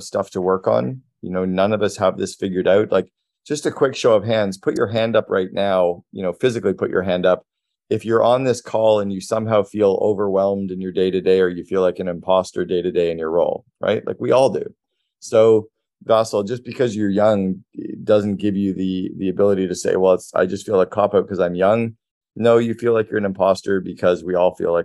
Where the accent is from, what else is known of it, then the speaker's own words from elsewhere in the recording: Sudbury, Ontario, Canada; moved away; also born or lived in Toronto; I grew up in Sudbury, so I know the market really well